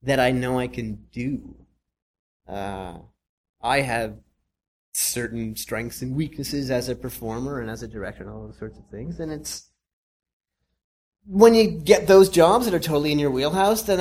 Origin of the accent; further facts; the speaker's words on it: Nova Scotia, Canada; I'm from Nova Scotia